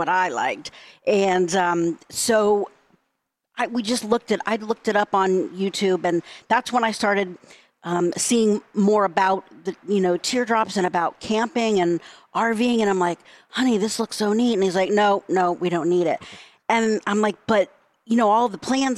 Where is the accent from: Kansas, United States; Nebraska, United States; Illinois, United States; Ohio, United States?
Ohio, United States; Cincinnati; I grew up in Cincinnati